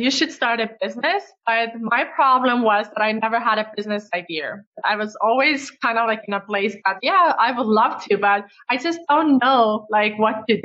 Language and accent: English; Estonia; English is a second language; Well, I was actually born in Soviet Union and we got the independence back in Estonia when I was seven years old.